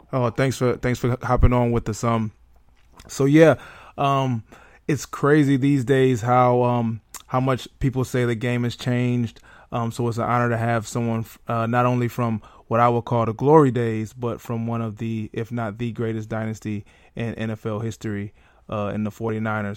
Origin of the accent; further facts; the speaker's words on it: Detroit, Michigan, United States; my hometown lions